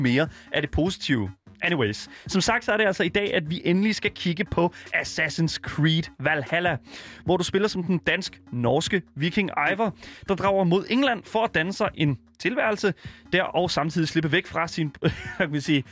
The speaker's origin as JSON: {"language": "Danish", "country": "Denmark", "said": "jeg er en dansker, der bor i Danmark"}